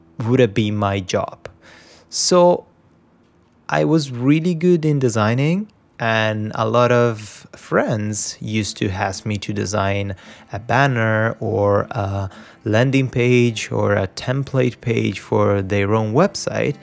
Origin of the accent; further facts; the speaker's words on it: Rome, Lazio, Italy; moved away as an adult; now in Vancouver, Canada; So I'm Italian. I was born in Italy, Rome. I lived in Italy until I was 28. Then I decided to move to Vancouver